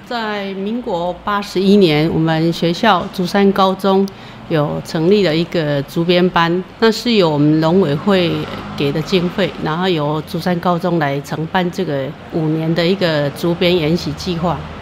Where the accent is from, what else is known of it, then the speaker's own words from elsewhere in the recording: Lugu, Nantou County, Taiwan; moved away as an adult; now in Zhushan, Taiwan; 我是出生在南投县路谷乡的西头，那从小就是家的前后院都是竹林，所以可以说是跟竹林一起长大的